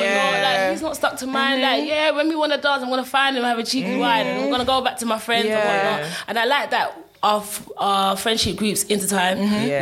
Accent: Nigeria; even though I'm Nigerian, having a Nigerian wedding

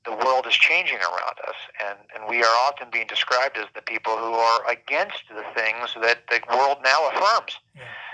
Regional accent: Los Angeles County, Southern California, United States; I was raised in Los Angeles County here in Southern California

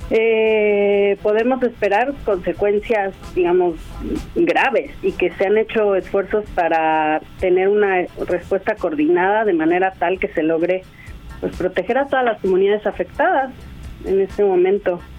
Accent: Mexico; pues soy güera, eh, de ojo claro, nací en México, crecí en México, mi mamá mexicana, pero papá de acá, de California justamente. Y muchas veces en México me dicen, oye, pero tú como que tienes un acento.

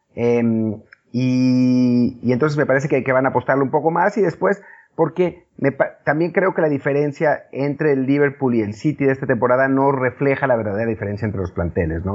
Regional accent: Mexico; como mexicano

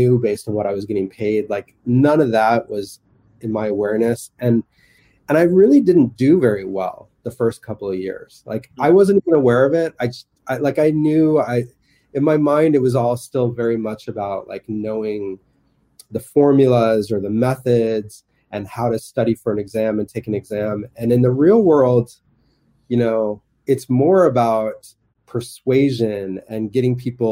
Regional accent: United States; moved away as an adult; also born or lived in Toronto, Canada / San Francisco; I'm American, just because I've grown up in this society

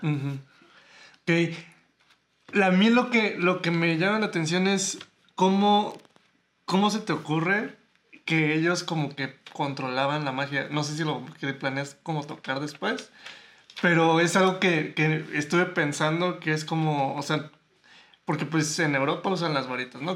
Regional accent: Mexico; mexicanos tenemos una cultura eh, muy rica

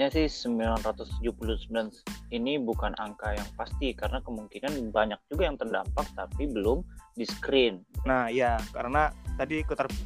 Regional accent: Yogyakarta, Special Region of Yogyakarta, Indonesia; now in India; Saya dari Jogja, alumni Gontor tahun 2015.

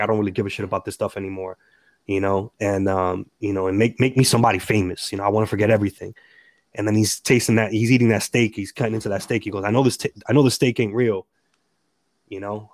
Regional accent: Perth Amboy, New Jersey, United States; I was born and raised in the city of Perth Amboy, an immigrant city

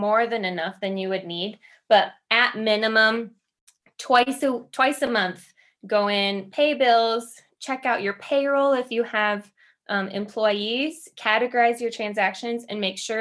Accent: Midwest, United States; I'm from the Midwest

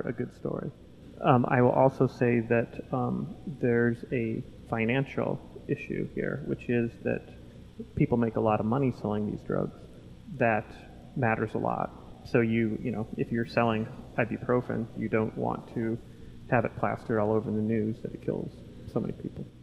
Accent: Lewistown, Montana, United States; in my hometown of Lewistown, Montana

